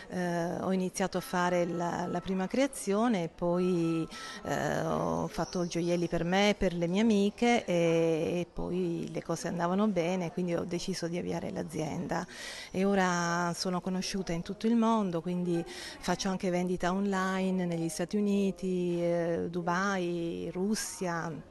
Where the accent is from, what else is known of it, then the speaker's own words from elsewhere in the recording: Taranto, Apulia, Italy; per me un sogno era fare un evento nella mia città, perché anche se sono tarantina ho iniziato a lavorare a Milano, Monte Carlo, Firenze e a Taranto purtroppo ancora no